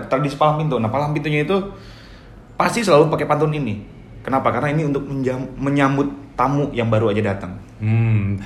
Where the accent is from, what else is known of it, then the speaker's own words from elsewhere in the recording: Betawi, Jakarta, Indonesia; saya itu orang Betawi